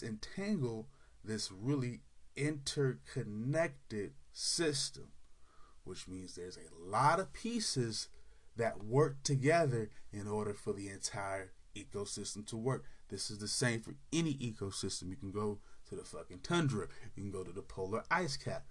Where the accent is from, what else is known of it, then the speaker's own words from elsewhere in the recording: California, United States; particularly in California, my home state